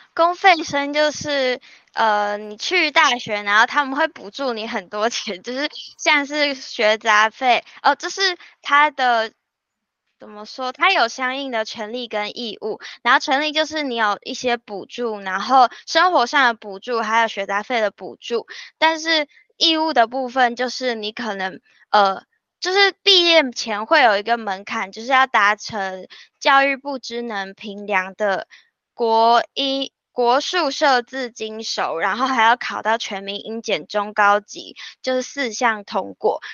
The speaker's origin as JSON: {"language": "Chinese", "region": "northern Taiwan", "country": "Taiwan", "said": "尤其我是北部人，然后又会讲闽南语"}